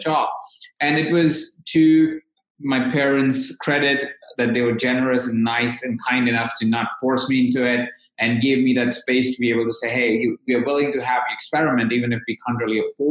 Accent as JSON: {"language": "English", "town": "Jaipur", "region": "Rajasthan", "country": "India", "tie": "born or raised there", "said": "born in and I grew up in. So I come from India."}